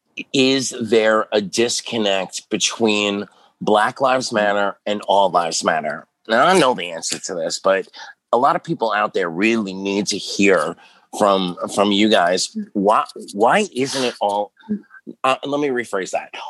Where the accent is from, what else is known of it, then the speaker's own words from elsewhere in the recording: New York City, New York, United States; I grew up in Staten Island